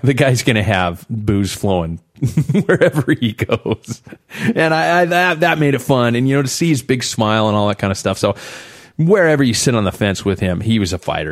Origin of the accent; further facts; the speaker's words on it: United States; we're from the United States